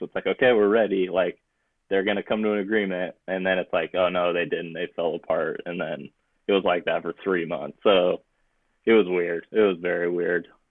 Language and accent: English; Bay Area, California, United States; growing up in the Bay Area